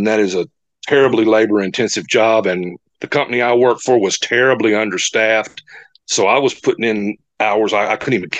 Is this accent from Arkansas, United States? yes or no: yes; Blytheville, Arkansas, United States; I was born and raised in Blytheville, Arkansas, which is okay. In the northeast corner of Arkansas. It's 70 miles north of Memphis.